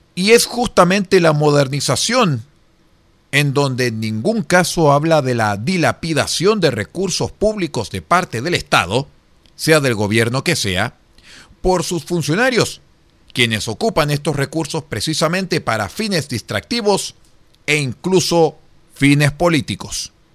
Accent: Chile; los chilenos descendíamos

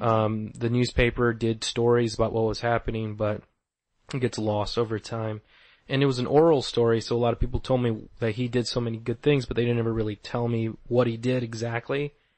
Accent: Tucson, Arizona, United States; also born or lived in Old Pascua; I'm from Tucson, Arizona, so I've always tried to incorporate where I'm from and what I know in comics

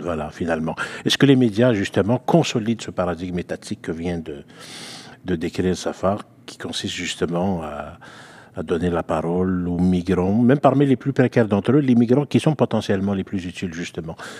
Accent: Quebec, Canada; also born or lived in Algeria (ancestry); je suis québécois d'origine algérienne

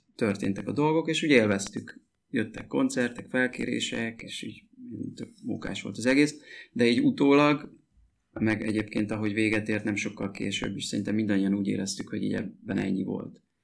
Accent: Mezőtúr, Jász-Nagykun-Szolnok, Hungary; moved away as an adult; mi mezőtúriak vagyunk egyébként, és e, ott nőttünk fel, 18, én 18 éves koromig ott éltem.

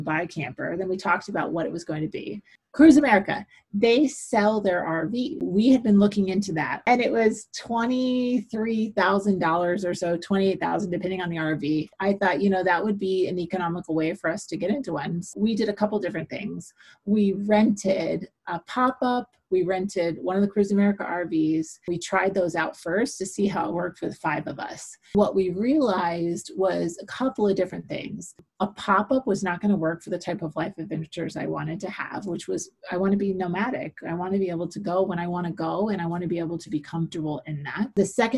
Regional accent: St. Petersburg, Florida, United States; now in Valrico, United States; I'm born and raised Floridian. I was born in St. Petersburg, Florida

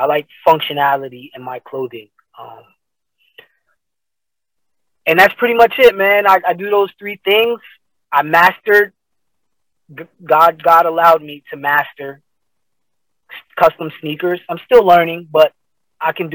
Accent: Paterson, New Jersey, United States; I am from Paterson, New Jersey

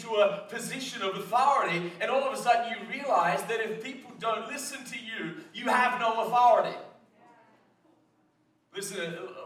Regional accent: Australia; moved away; I come from Australia

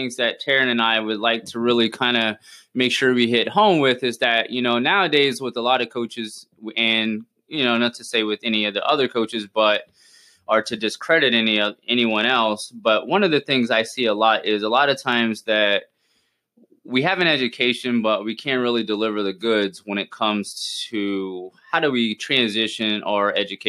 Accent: South Louisiana, United States; now in Tampa, United States; I grew up in Louisiana, in South Louisiana, like right outside, about 45 minutes

